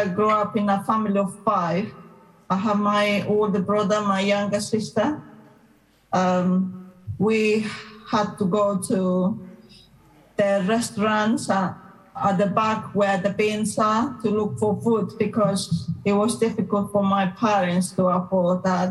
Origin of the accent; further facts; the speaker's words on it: Cochabamba, Bolivia; English is a second language; moved away; I am from Bolivia, Cochabamba